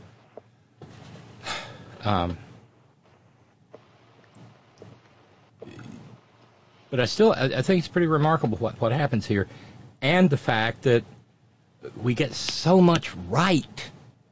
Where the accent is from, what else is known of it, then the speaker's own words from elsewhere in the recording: Alabama, United States; I'm from Alabama